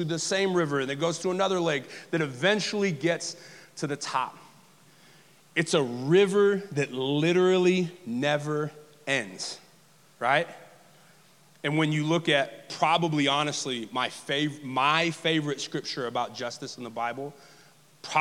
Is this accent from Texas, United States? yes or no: yes; Texas, United States; moved away; also born or lived in New Orleans area / Los Angeles / South Alabama; As a brown male growing up in the South, in the deep South, as deep as Dallas-Fort Worth